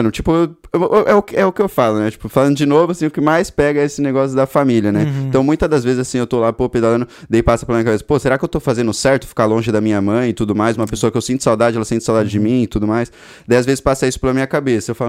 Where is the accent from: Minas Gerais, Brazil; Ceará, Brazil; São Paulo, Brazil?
São Paulo, Brazil; moved away as an adult; also born or lived in Joinville, Brazil; now in Ireland; eu nasci em Joinville e fui para São Paulo